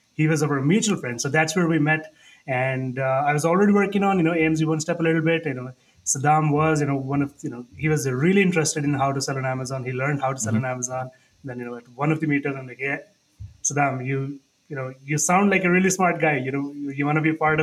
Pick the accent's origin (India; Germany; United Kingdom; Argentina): India; moved away as an adult; also born or lived in Niagara Falls, Canada / Calgary, Canada; now in Canada; I moved to Canada in 2010. I was born and raised in India.